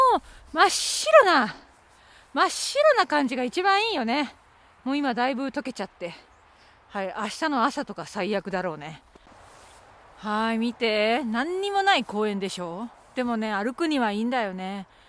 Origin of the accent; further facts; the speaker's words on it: Okayama, Japan; moved away; 私のふるさと岡山は雪がほとんど降らない